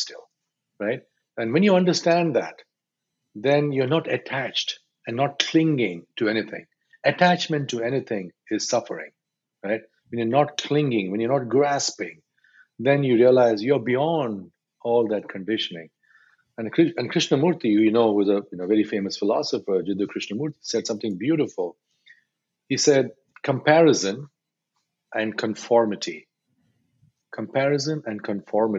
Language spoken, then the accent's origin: English; India; I'm Indian male, 53 years old.